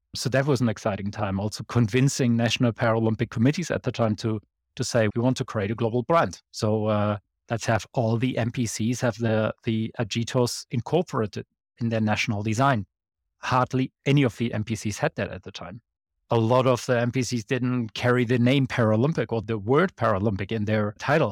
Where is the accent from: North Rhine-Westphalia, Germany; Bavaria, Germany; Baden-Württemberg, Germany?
North Rhine-Westphalia, Germany; Bonn; Bonn is my hometown, it's where I went to school